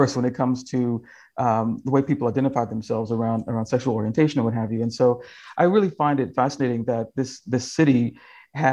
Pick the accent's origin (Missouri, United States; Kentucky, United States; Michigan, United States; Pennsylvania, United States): Kentucky, United States; now in California, United States; I've been home to Kentucky